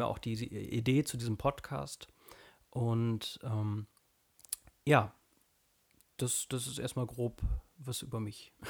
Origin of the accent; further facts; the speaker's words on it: North Rhine-Westphalia, Germany; ich komme aus Nordrhein-Westfalen